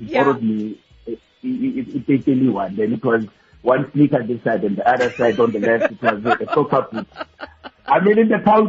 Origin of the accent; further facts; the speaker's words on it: Soweto, Gauteng, South Africa; I grew up actually in Soweto